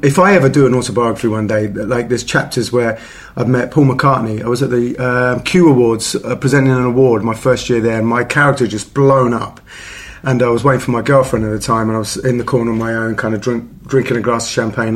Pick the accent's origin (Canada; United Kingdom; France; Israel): United Kingdom; England; I'm very patriotic in the fact I was born in England, but I'm also very patriotic in the fact my parents are Italian.